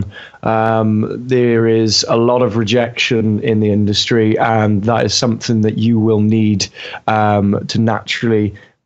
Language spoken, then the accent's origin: English; Wales, United Kingdom; As a Welshman